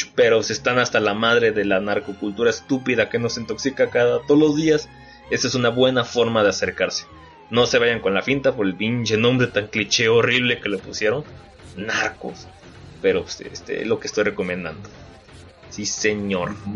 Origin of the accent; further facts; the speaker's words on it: Guamúchil, Sinaloa, Mexico; yo soy de Guamuchil, Sinaloa